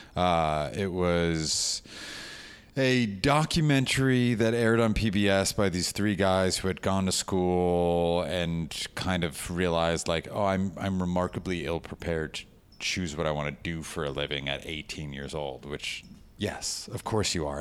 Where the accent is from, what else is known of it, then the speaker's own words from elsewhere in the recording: West Orange, New Jersey, United States; also born or lived in New York; I grew up uh, in one house for the first 18 years of my life, West Orange, New Jersey